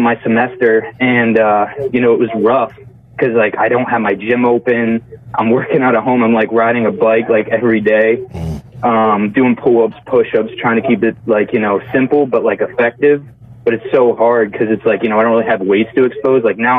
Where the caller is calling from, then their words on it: Pennsylvania, United States; I'm in PA.